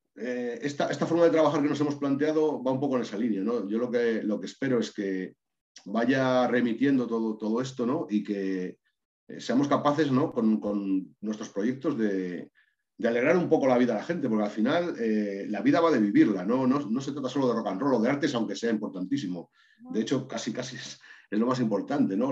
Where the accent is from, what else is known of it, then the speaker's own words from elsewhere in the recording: Maragatería, Castile and León, Spain; muchísimos vínculos con mi tierra, que es Maragatería